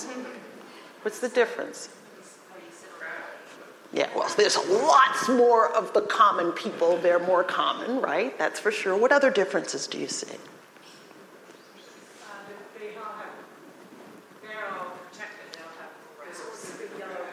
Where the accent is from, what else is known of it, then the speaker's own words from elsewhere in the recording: New York City, New York, United States; moved away; I grew up in New York City